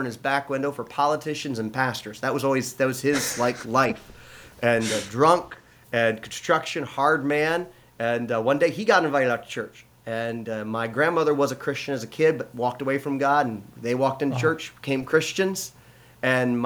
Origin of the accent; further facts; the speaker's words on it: Lansing, Michigan, United States; we grew up here in Lansing